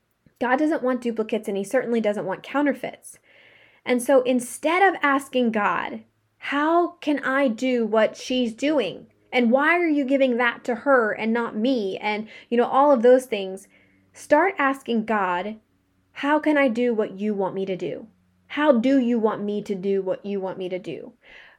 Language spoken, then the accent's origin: English; Pittsburgh, Pennsylvania, United States; also born or lived in Arizona; I grew up in Pittsburgh, Pennsylvania, but I also lived in Arizona where it's sunny and nice like 99% of the year